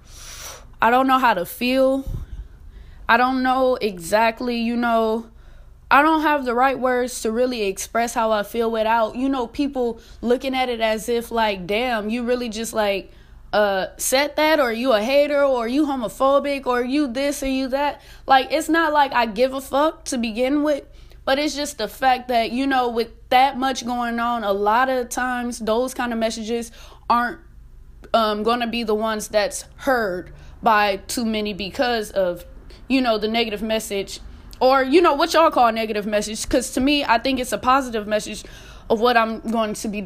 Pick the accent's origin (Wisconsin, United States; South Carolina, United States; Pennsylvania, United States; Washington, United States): Wisconsin, United States; Milwaukee; now in Texas, United States; I'm from Milwaukee